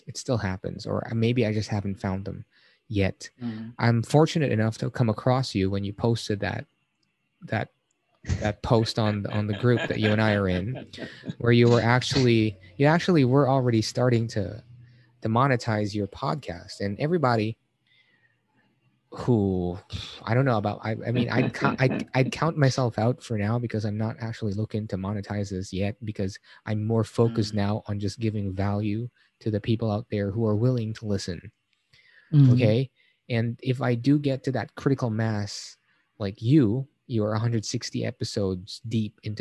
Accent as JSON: {"language": "English", "town": "Manila", "region": "Metro Manila", "country": "Philippines", "said": "I'm from Manila as well"}